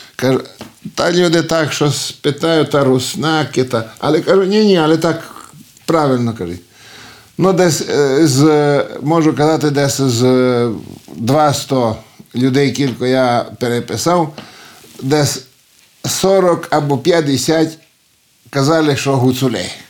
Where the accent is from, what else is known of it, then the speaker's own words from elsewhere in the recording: Bistra, Maramureș County, Romania; accent: Hutsul; first language Ukrainian (Hutsul dialect); син цього села, село Бестрий, Марамуришу. Тут народився я